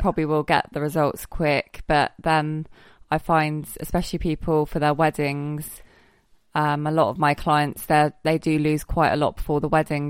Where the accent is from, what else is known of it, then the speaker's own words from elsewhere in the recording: Somerset, South West England, United Kingdom; now in Guernsey; I'm from Somerset